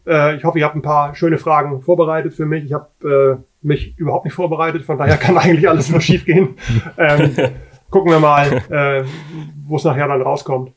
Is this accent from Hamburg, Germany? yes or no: yes; Hamburg, Germany; ich bin aus Hamburg